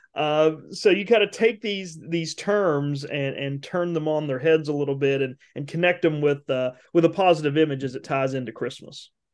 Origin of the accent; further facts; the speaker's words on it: West Virginia, United States; now in Mississippi, United States; I grew up in West Virginia